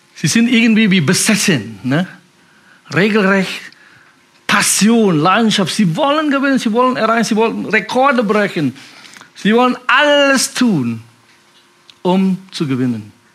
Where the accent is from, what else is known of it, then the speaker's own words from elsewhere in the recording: Indonesia; German is a second language; moved away as an adult; now in Germany; Ich komme aus Indonesien, bin so mit, mit 19 hier nach Deutschland gekommen, bin chinesischer Abstammung.